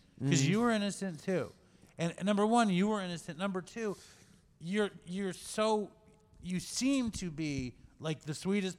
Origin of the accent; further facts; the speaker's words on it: New York City, New York, United States; No, I'm from Manhattan.